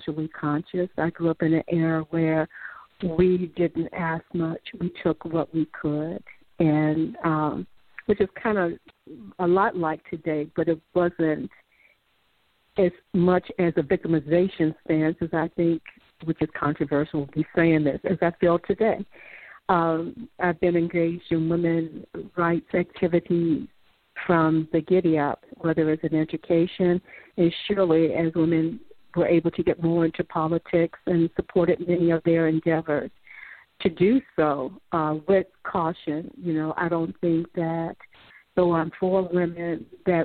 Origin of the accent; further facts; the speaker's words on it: Chicago, Illinois, United States; I'm from Chicago, the South Side